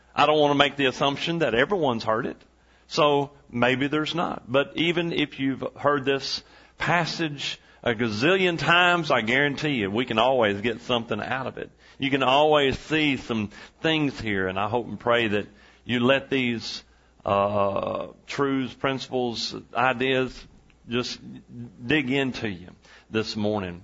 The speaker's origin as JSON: {"language": "English", "region": "East Texas", "country": "United States", "tie": "born or raised there", "said": "we're from East Texas"}